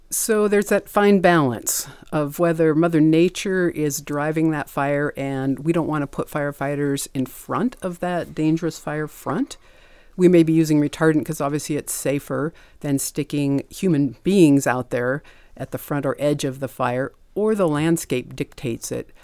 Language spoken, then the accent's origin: English; Montana, United States; I was born and raised in Montana